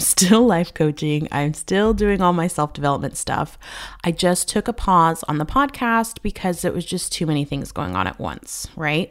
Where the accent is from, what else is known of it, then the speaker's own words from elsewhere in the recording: United States; moved away as an adult; also born or lived in Spain; now in Albania; as an American